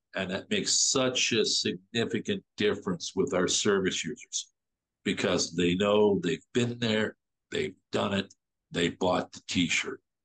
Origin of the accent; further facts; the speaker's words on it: Toronto, Ontario, Canada; as a Torontonian, as an Ontarian, as a Canadian